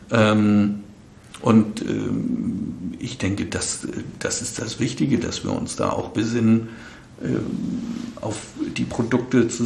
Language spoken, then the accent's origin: German; Northern Germany, Germany; ich komme ja aus dem Norden.